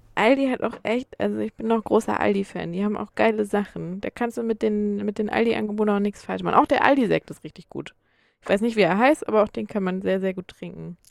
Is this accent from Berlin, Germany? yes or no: no; Schleswig-Holstein, Germany; also born or lived in Hamburg / Erfurt; Ich komme ja so richtig aus Schleswig-Holstein, noch ein Stück weiter oben